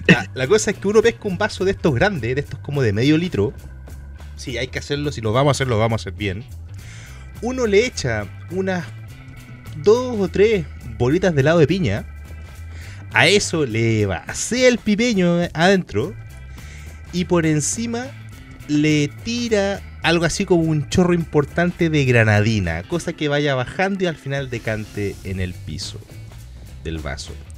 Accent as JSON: {"language": "Spanish", "country": "Chile", "also_born_or_lived": "Santiago, Chile", "said": "yo soy de fuera de Chile, soy de fuera de Santiago."}